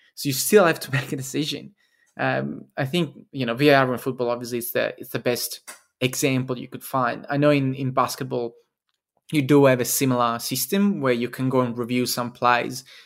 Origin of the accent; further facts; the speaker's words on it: Italy; moved away; in Italy, my home country